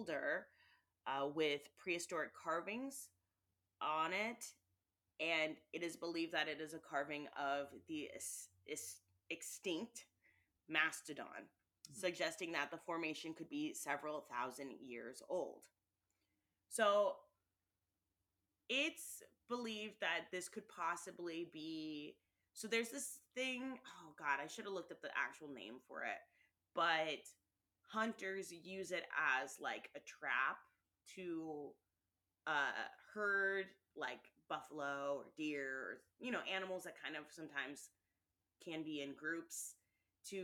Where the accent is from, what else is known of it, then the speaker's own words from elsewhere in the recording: Monterey, California, United States; my hometown area, which is Monterey, California